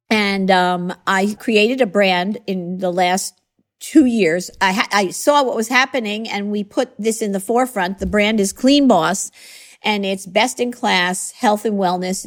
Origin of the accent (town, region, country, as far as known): Long Island, New York, United States; born or raised there